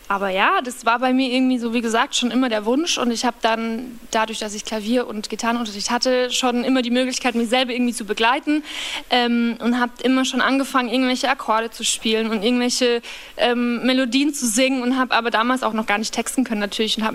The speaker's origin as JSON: {"language": "German", "town": "Kamünster", "region": "Bavaria", "country": "Germany", "tie": "born or raised there", "said": "Ähm, und das Dorf, wo ich aufgewachsen bin, heißt Kamünster. Das sind nicht mal 2000 Leute ungefähr, denke ich. Also sehr, sehr ländlich"}